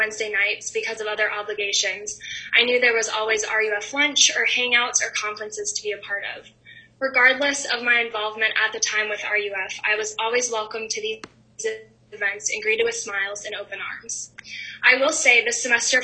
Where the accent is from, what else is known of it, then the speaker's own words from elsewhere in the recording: Wisconsin, United States; moved away as an adult; also born or lived in Lexington, Kentucky; I came to UK from Wisconsin not knowing a soul